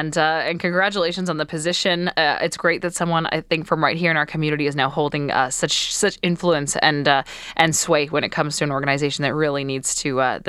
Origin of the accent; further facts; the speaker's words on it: Canada; it's a part of, I think, the way that we celebrate being Canadian.